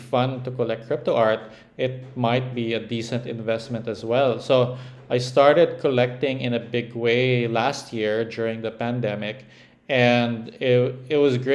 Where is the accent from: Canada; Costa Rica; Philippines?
Philippines; I'm Filipino